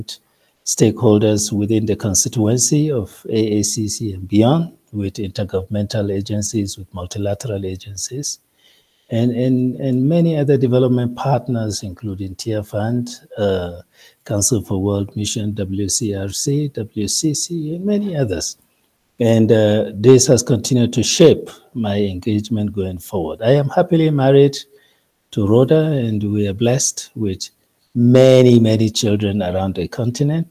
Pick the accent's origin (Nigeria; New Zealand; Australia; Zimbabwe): Nigeria; I am a full-blown Nigerian, proudly Nigerian